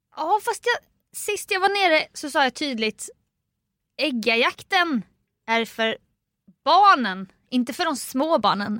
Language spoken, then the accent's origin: Swedish; Jönköping, Jönköping County, Sweden; det här är min hemstad